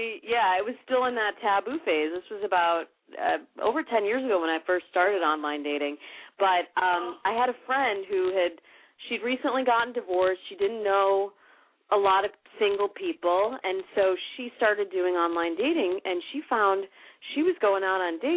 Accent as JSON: {"language": "English", "region": "Midwest", "country": "United States", "moved": "yes", "lives_now": "California, United States", "said": "I come from the Midwest, and I moved out to California"}